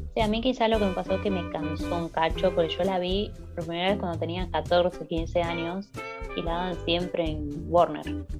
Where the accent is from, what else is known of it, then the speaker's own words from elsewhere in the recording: Argentina; Nosotros como buenos argentinos